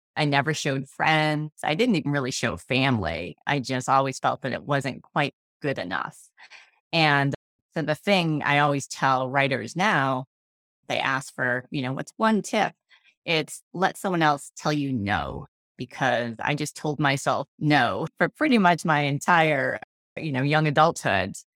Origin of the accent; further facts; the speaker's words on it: Massachusetts, United States; I was born and raised here